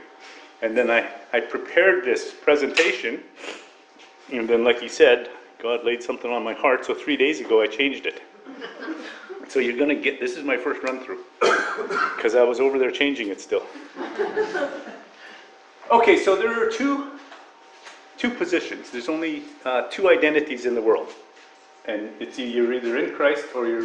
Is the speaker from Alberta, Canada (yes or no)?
yes; Northern Alberta, Canada; now in Toronto, Canada; I'm originally from Northern Alberta